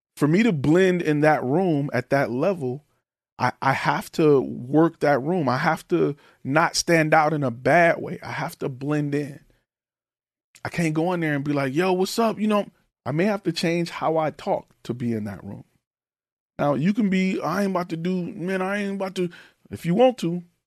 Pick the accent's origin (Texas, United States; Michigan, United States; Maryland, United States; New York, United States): Michigan, United States; Detroit; moved away; I am from Detroit, Michigan, Detroit Public Schools